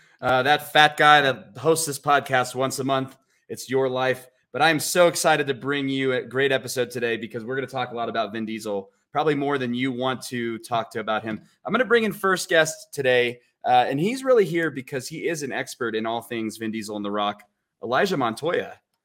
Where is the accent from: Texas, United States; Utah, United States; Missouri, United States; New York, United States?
Texas, United States; I'm from Texas.